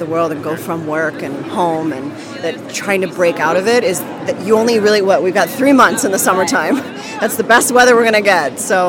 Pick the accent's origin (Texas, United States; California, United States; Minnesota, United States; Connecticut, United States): Texas, United States; now in Brooklyn, United States; No. Originally I'm from Texas.